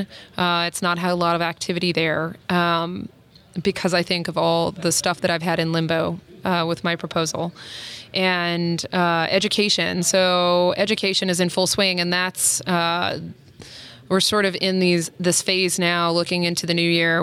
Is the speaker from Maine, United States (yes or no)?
no; South Carolina, United States; moved away; I grew up in South Carolina, and I moved for job opportunities